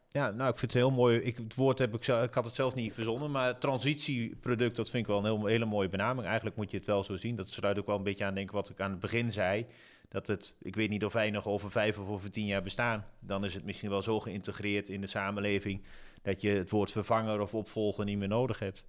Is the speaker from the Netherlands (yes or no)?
yes; Zwolle, Overijssel, Netherlands; ik kom zelf uit Zwolle